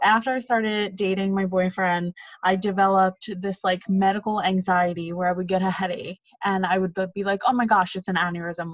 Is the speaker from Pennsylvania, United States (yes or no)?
yes; Philadelphia, Pennsylvania, United States; moved away as an adult; now in New York City, United States; originally from Philadelphia, Pennsylvania. I moved to New York City the day after I graduated college.